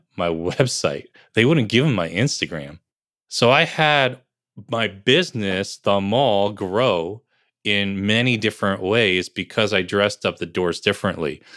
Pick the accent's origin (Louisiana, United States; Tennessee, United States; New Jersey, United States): New Jersey, United States; Bergen County; also born or lived in Piscataway, New Jersey; I grew up in New Jersey